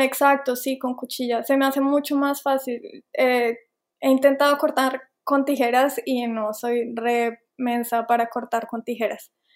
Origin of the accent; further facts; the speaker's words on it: Colombia; moved away as an adult; also born or lived in Bogotá / Savannah, United States; now in United States; yo soy colombiana